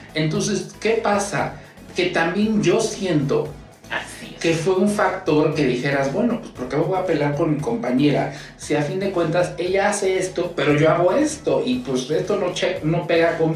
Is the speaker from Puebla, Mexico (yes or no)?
yes; Puebla, Mexico; yo soy de Puebla y en Puebla siempre, se los puedo decir, de Puebla México